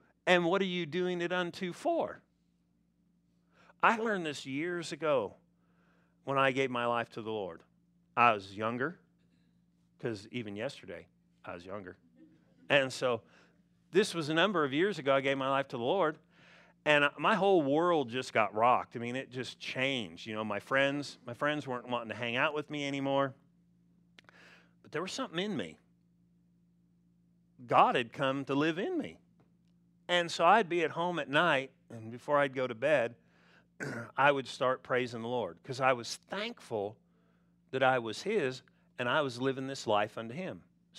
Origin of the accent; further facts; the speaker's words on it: California, United States; You know, back when I grew up in California, we didn't have all the smog rules, and we had smog.